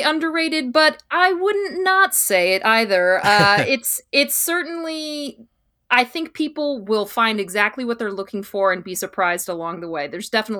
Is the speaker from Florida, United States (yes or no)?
no; California, United States